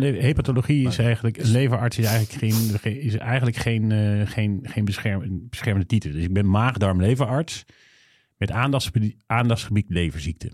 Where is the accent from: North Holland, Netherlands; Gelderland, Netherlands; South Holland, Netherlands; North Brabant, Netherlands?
North Brabant, Netherlands; ik kom uit Brabant